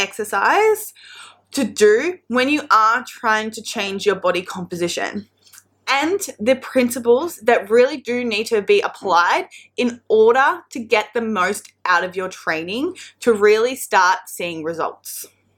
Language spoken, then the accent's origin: English; New South Wales, Australia; at home in my hometown, the south coast of New South Wales.